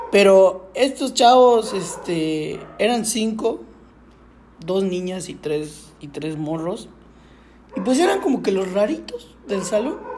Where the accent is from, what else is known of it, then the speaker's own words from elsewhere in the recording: Yucatán, Mexico; nosotros somos de Yucatán